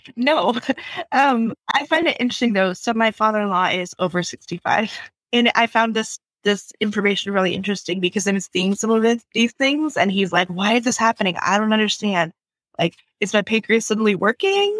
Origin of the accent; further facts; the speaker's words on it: Idaho, United States; I was raised in Idaho.